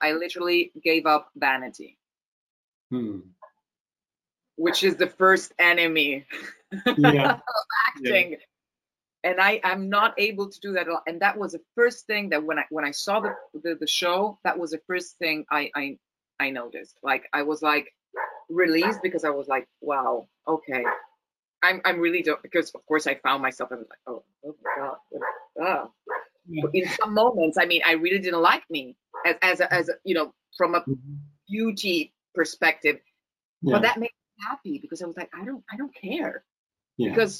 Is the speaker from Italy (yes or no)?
yes; Rome, Lazio, Italy; English is a second language; On Italian, I can do a perfect Roman accent because I'm from Rome, so that's easy.